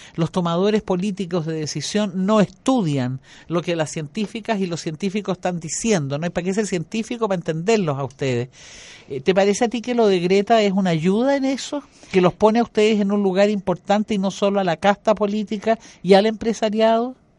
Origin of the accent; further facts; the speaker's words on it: Chile; como chilena